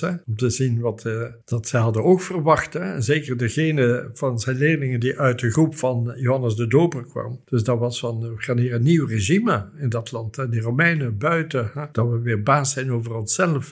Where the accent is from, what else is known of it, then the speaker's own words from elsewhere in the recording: Flanders, Belgium; hier bij ons in Vlaanderen